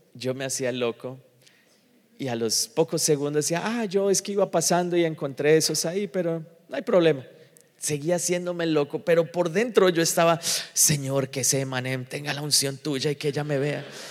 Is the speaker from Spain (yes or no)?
no; Colombia; moved away; also born or lived in Miami; a nosotros en general, los colombianos